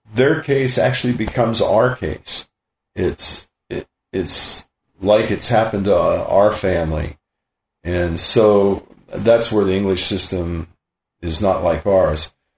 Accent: Western Pennsylvania, United States; now in San Luis Obispo, United States; growing up in Western Pennsylvania, my dad's bar

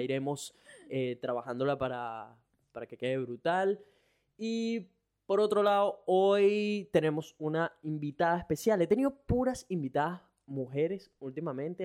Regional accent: Venezuela; moved away as an adult; now in Brisbane, Australia; soy un latino, venezolano. Tengo ya tres años viviendo en Brisbane, Australia

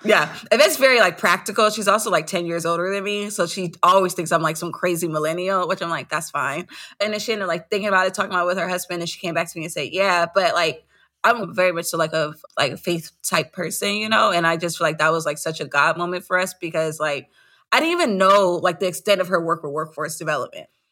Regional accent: Los Angeles, California, United States; I'm from South Central Los Angeles

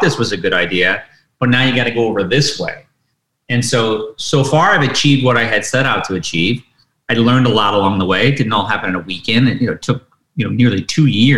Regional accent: Detroit, Michigan, United States; I grew up in Detroit in the 70s

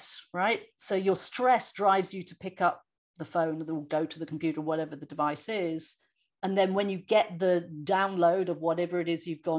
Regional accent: England, United Kingdom; now in United States; I'm an English person living in the States

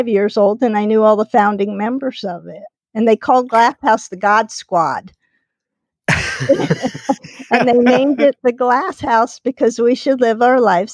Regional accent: New Jersey, United States; moved away as an adult; also born or lived in Fort Worth, Texas; growing up in New Jersey

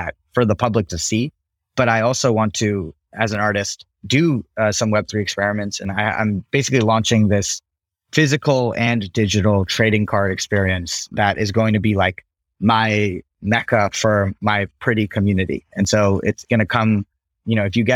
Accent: United States; growing up as an Indian American

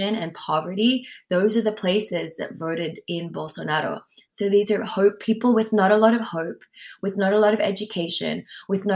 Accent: Sydney, New South Wales, Australia; accent: Australian; also born or lived in Peru; now in Ojai, United States; I grew up in Australia with my mom and my grandma

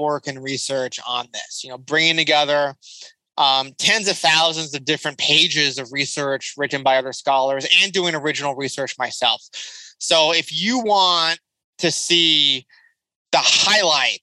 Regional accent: Southern California, United States; I grew up around lots of immigrants in Southern California

